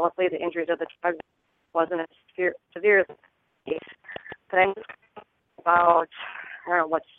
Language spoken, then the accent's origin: English; Milwaukee, Wisconsin, United States; also born or lived in North Carolina; I'm actually from Milwaukee, Wisconsin. I just have a North Carolina area code still.